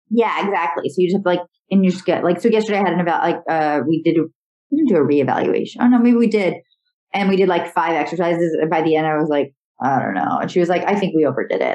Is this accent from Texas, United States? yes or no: no; Connecticut, United States; moved away as an adult; also born or lived in Syracuse, New York / Los Angeles, California; now in New York, United States; growing up in Connecticut and like going to school in Syracuse